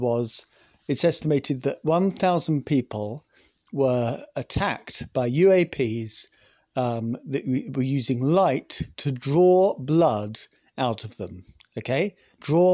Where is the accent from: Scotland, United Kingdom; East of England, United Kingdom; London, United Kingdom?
Scotland, United Kingdom; I'm Scottish.